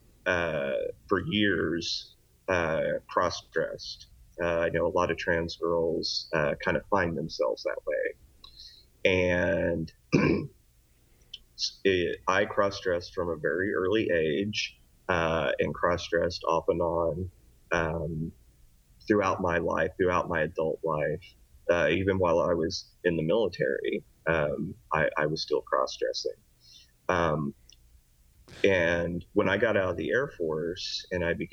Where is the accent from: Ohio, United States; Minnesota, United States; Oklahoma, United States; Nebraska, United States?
Oklahoma, United States; also born or lived in Texas; now in Lancaster, California, United States; I was originally born in Oklahoma